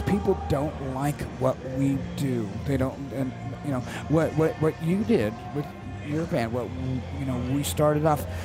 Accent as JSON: {"language": "English", "country": "United States", "said": "as an American"}